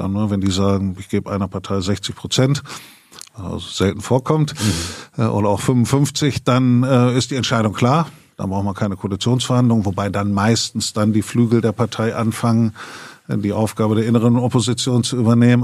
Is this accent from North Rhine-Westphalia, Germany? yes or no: no; Elze, Lower Saxony, Germany; now in Bremen, Germany; Ich bin äh, in Ehls, also in Mehle, einem Ortsteil von Ehls im Landkreis Hildesheim geboren